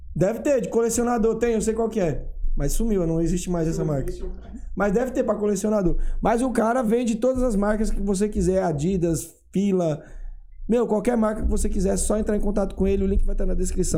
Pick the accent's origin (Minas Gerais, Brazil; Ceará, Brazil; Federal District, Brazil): Ceará, Brazil; Mombaça; also born or lived in Fortaleza; now in São Paulo, Brazil; eu morei na capital, mas eu sou de Mombaço, entendeu? Eu morei em Fortaleza há muitos anos